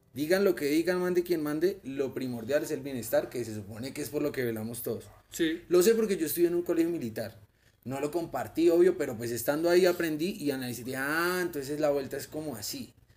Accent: Colombia; como colombiano

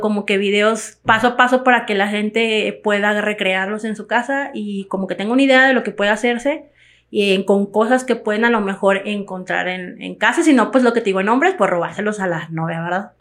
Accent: Mexico; todos somos mexicanos

